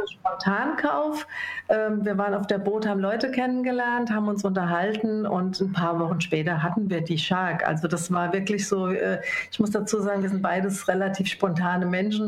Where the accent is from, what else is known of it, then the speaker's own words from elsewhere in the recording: Rhine-Main area, Hesse, Germany; ich bin im Rhein-Main-Gebiet aufgewachsen